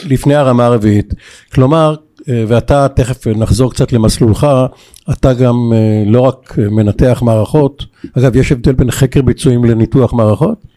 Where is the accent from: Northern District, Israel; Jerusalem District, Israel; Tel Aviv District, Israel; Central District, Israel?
Tel Aviv District, Israel; Bat Yam; born or raised there